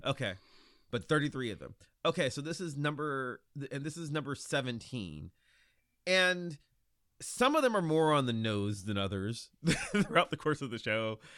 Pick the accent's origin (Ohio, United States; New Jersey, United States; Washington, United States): Ohio, United States; Lorain; I grew up in Lorain, Ohio, which is thirty minutes from Cleveland